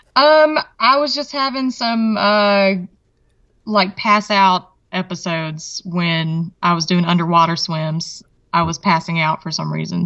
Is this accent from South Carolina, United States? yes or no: no; Mississippi, United States; also born or lived in Alabama / Virginia; I was born right over the state line in Alabama, but raised in Mississippi.